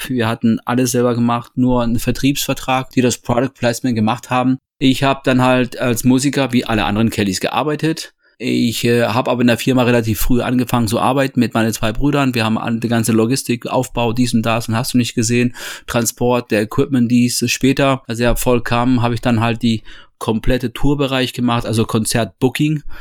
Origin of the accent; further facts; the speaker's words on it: Toledo, Castilla-La Mancha, Spain; born there; Ich bin geboren 72 in Spanien, in Toledo.